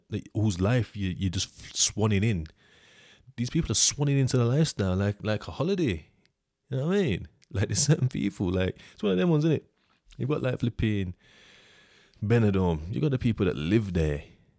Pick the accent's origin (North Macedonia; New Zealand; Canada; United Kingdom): United Kingdom; like, I'm British. I know my laws, kind of.